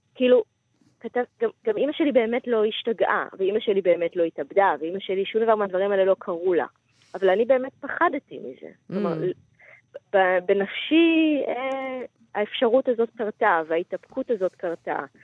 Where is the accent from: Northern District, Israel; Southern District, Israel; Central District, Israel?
Central District, Israel; Gan HaTikva; אני באה ממשפחה רוגנית, אה, נחמדה, מגן התקווה